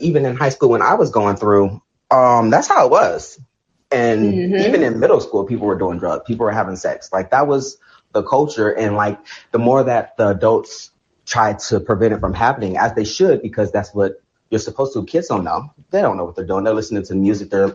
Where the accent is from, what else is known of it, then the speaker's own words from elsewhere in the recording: California, United States; I'm from Cali